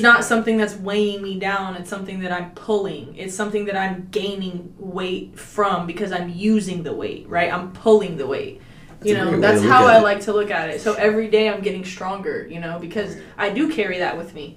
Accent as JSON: {"language": "English", "town": "Cedar Hill", "region": "Texas", "country": "United States", "also_born_or_lived": "Oak Cliff, Dallas", "said": "I'm from Cedar Hill, Oak Cliff, because I stayed a lot in Oak Cliff"}